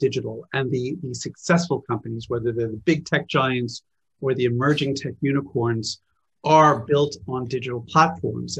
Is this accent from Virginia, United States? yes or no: no; Phoenix, Arizona, United States; moved away as an adult; now in London, United Kingdom; I was born in the US. I grew up in Phoenix, Arizona